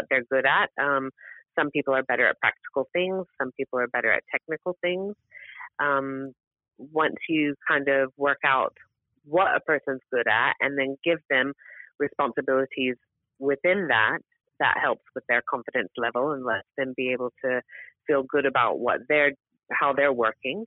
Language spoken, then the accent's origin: English; United States; now in United Kingdom; I come from America originally